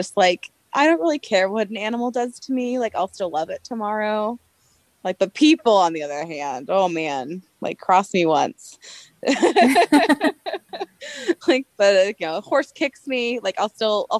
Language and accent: English; Anaheim, California, United States; moved away as an adult; also born or lived in Phoenix, Arizona; now in Montana, United States; I grew up in Anaheim Hills